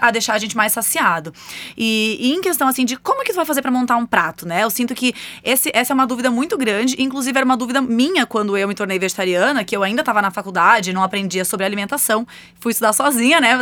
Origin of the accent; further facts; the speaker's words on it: Rio Grande do Sul, Brazil; Eu, por exemplo, sou gaúcha